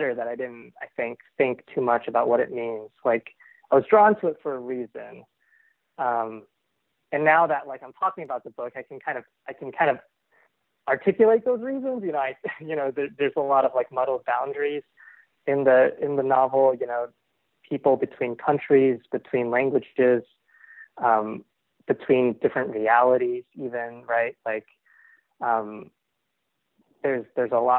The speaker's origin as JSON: {"language": "English", "town": "Plano", "region": "Texas", "country": "United States", "tie": "born or raised there", "said": "who I grew up with in Plano"}